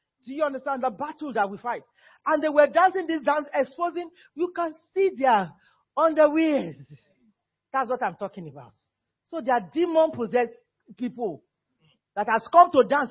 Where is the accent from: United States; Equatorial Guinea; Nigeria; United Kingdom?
Nigeria; moved away; I'm still Nigerian